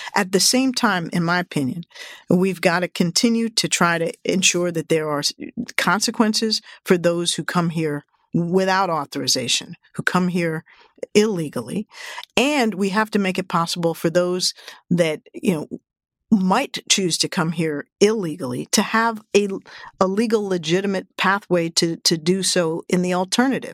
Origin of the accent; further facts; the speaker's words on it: Washington, District of Columbia, United States; Washington, D C, my hometown